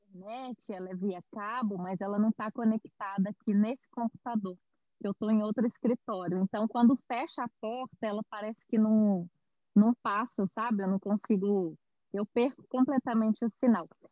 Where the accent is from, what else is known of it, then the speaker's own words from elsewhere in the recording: Belo Horizonte, Minas Gerais, Brazil; moved away as an adult; now in São Paulo, Brazil; eu sou de Belo Horizonte, eu nasci em Belo Horizonte, mas eu moro em São Paulo há quatro anos